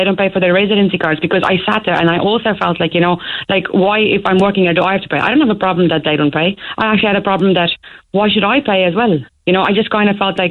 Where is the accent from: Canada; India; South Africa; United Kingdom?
South Africa; moved away as an adult; now in Ireland; I'm from South Africa